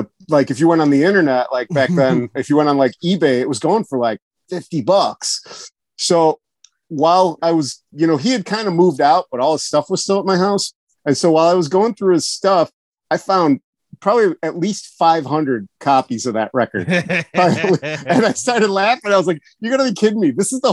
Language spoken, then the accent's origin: English; Chicago, Illinois, United States; moved away as an adult; I was born and raised in Chicago. Hey, I lived there my whole life.